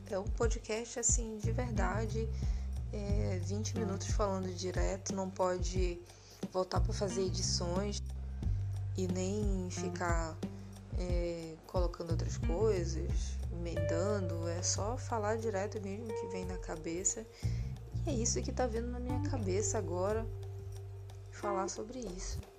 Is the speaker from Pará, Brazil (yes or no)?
yes; Belém, Pará, Brazil; born there; E lá é, a proximidade deles com o Nordeste é, é maior do que aonde eu moro agora e onde eu nasci, que foi em Belém.